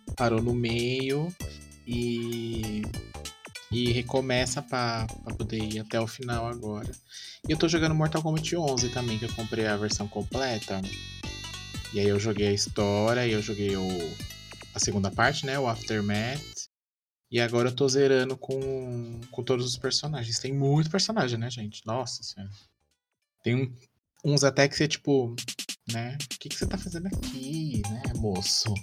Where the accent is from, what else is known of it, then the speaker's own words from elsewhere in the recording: Brazil; somos brasileiros